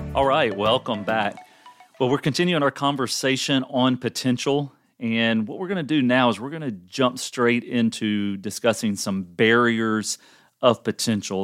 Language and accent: English; the South, United States; I'm from the South and grew up in a family.